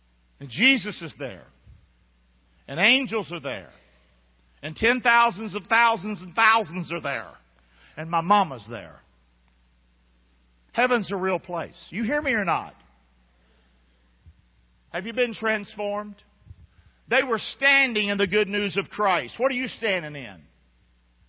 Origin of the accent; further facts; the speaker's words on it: Rockingham, North Carolina, United States; I grew up in Rockingham.